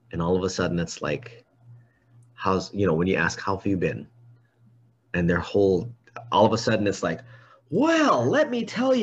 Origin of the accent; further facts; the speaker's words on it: Hawaii, United States; I'm Hawaiian